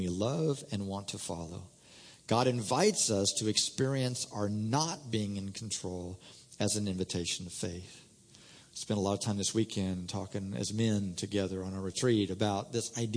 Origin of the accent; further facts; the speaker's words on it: Indiana, United States; moved away as an adult; also born or lived in Oklahoma; I was raised in Indiana, came to school out at ORU and lived in Oklahoma